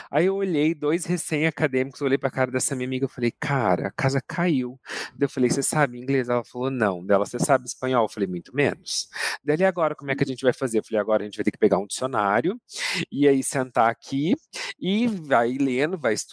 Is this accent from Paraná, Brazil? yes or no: yes; Campo Mourão, Paraná, Brazil; accent: Curitiba; now in Curitiba, Brazil; Hoje em uhum. dia o meu sotaque já é mais curitibanês, né? Acabei herdando isso. Faz 16 anos que eu tô aqui na capital, mas eu sou natural de Campo Mourão, do interior do uhum.